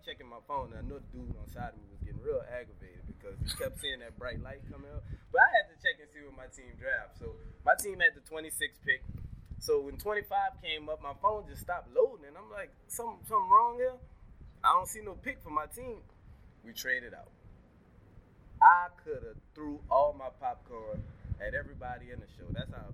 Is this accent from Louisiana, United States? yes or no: yes; Gretna, Louisiana, United States; also born or lived in Algiers, New Orleans, Louisiana; When I moved from Algiers, I came to Gretna. I didn't really know nobody.